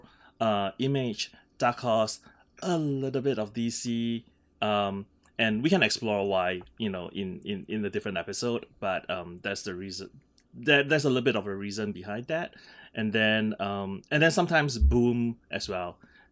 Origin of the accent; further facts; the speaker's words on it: Singapore; now in New York City, United States; I'm currently in New York City. So I grew up in Singapore. So these are the only two cities that I have ever lived in. So Singapore and New York City.